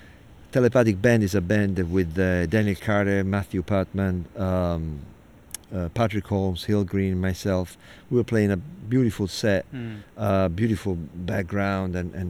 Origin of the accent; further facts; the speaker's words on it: Italy; now in New York, United States; growing up in Italy, living in New York, right now we're in Brooklyn on a stoop.